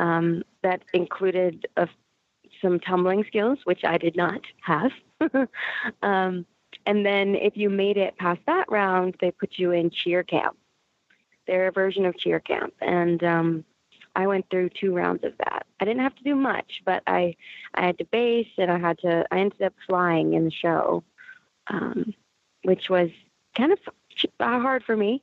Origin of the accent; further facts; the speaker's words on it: Raleigh, North Carolina, United States; I'm originally from North Carolina. I call Raleigh my hometown, the Raleigh-Wake Forest area.